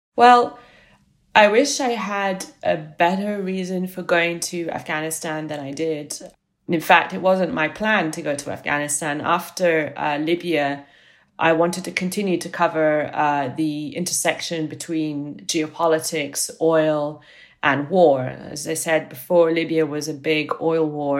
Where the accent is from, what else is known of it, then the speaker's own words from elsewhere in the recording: Italy; moved away; I grew up in Italy